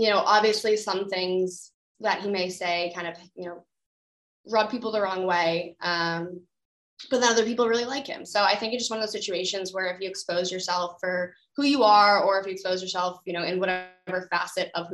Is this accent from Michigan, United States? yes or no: no; Cambridge, Massachusetts, United States; Growing up in Cambridge, Massachusetts